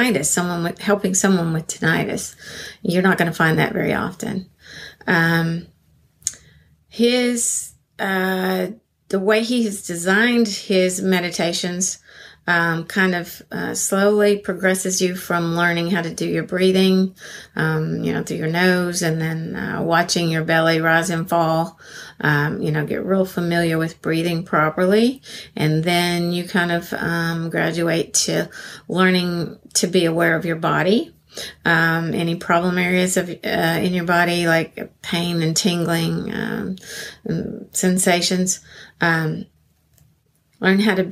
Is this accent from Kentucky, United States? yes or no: no; Arkansas, United States; I'm from Arkansas, USA.